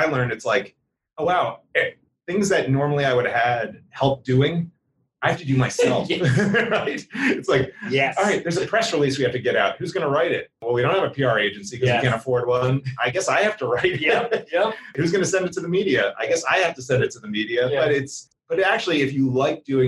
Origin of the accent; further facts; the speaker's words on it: New Jersey, United States; now in Atlanta, United States; So I grew up outside of Philly. Some people refer to it as Southern New Jersey.